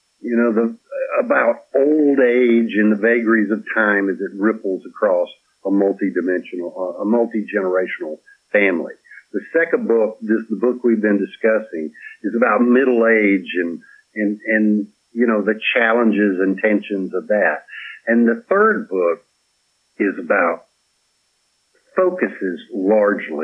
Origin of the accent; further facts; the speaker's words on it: Petal, Mississippi, United States; moved away; also born or lived in Dominican Republic; I was raised in Petal, Mississippi